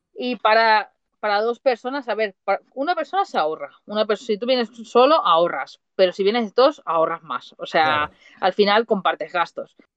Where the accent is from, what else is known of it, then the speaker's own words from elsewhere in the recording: Mataró, Catalonia, Spain; moved away as an adult; now in Switzerland; yo soy de Mataró, Barcelona